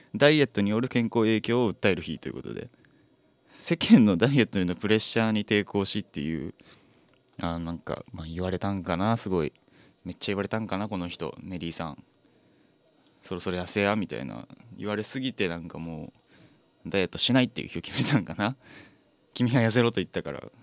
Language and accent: Japanese; Fukuoka, Japan; 僕福岡出身